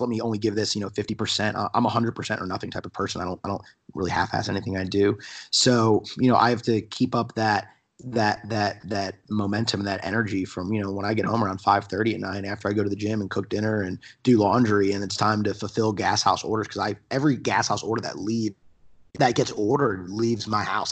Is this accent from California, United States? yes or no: no; New Jersey, United States; accent: jerseyness; now in South Carolina, United States; I'm from New Jersey. Um, so for all your listeners, y, you guys can tell that I talk very fast, and even though I lived in South Carolina for almost fourteen years now. I, I do have that jerseyness to me